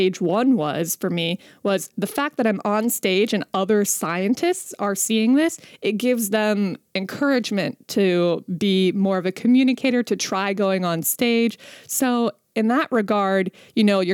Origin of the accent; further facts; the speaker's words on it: West Virginia, United States; I'm from West Virginia.